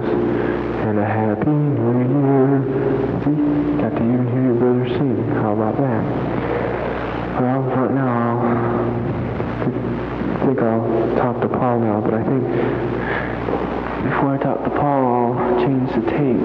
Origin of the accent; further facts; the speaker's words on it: United States; now in China; I'm the American culture